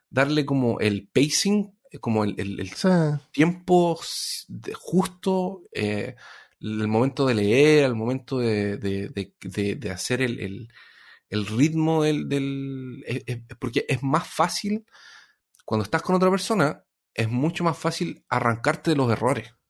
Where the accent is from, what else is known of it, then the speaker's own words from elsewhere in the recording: Cuba; Y luego cuando dijeron que se había gastado todo en el casino y en bebida, como buen cubano, casi me ofendo.